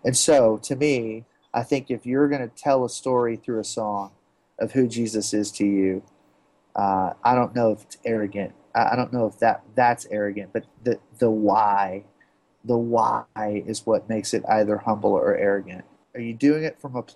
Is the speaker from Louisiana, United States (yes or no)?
yes; Baton Rouge, Louisiana, United States; having been born and raised in Baton Rouge, Louisiana